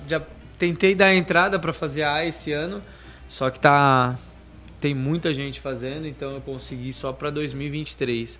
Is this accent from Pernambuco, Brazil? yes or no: no; Itariri, São Paulo, Brazil; Eu sou de Itariri, uma cidade mais fácil, Peruíbe